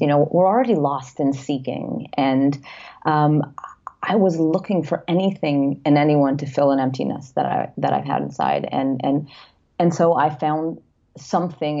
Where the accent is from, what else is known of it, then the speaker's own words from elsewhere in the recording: London, United Kingdom; now in Los Angeles, United States; I was born in London, moved here